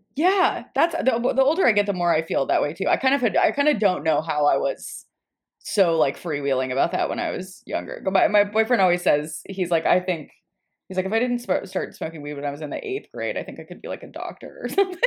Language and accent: English; Nashville, Tennessee, United States; I'm from Nashville